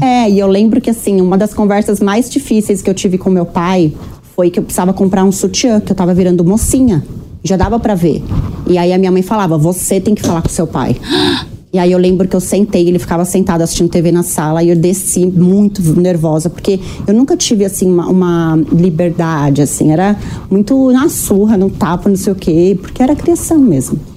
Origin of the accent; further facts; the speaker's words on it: Osasco, São Paulo, Brazil; eu cresci em Osasco